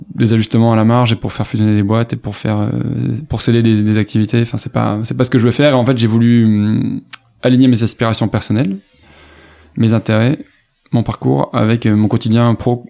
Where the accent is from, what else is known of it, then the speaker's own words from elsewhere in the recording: Toulouse, Occitania, France; moved away as an adult; also born or lived in Cergy-Pontoise; Moi je viens de Toulouse donc je suis du sud-ouest